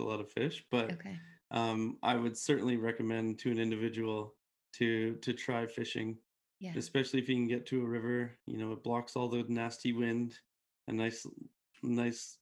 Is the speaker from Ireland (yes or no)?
no; Canada